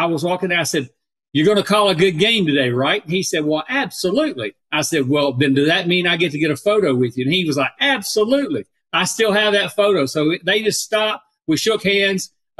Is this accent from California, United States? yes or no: no; Troutman, North Carolina, United States; I said, "Up around Charlotte area." I said, "Up in Troutman, North Carolina."